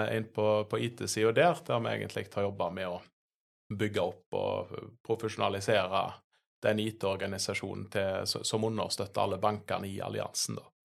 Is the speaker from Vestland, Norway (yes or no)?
yes; Sveio, Vestland, Norway; moved away as an adult; also born or lived in Bergen / Oslo; jeg er jo fra, fra Høgalandet. Eh, oppvokst i, i Sveio